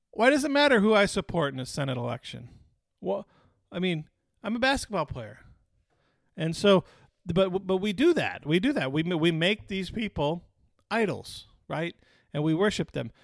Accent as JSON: {"language": "English", "town": "Detroit", "region": "Michigan", "country": "United States", "tie": "born or raised there", "said": "Growing up in Detroit"}